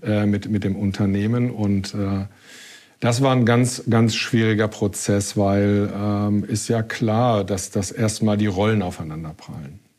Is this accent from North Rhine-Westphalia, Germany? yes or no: yes; Ruhr area, North Rhine-Westphalia, Germany; moved away as an adult; now in Hamburg, Germany; Also ich bin ähm, im Ruhrgebiet geboren. Ich bin ähm, groß geworden im Ruhrgebiet